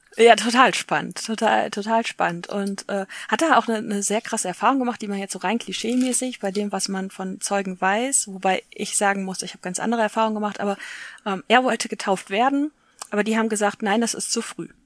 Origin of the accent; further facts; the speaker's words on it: Essen, North Rhine-Westphalia, Germany; Und ich bin ja aus Essen, das ist quasi nebenan.